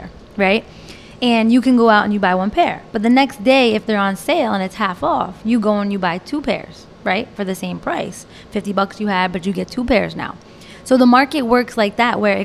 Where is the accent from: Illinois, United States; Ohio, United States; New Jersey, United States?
New Jersey, United States; also born or lived in Florida; I moved back to Jersey where I grew up